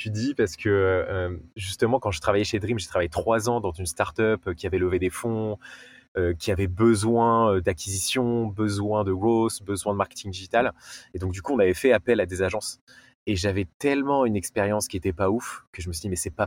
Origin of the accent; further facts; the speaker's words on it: Nice, Provence-Alpes-Côte d'Azur, France; euh, j'ai 28 ans, je suis niçois